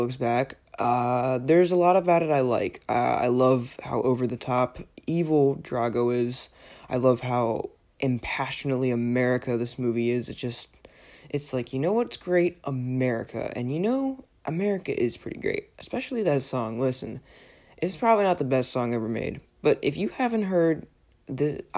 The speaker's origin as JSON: {"language": "English", "region": "Pennsylvania", "country": "United States", "moved": "yes", "said": "I was from Pennsylvania"}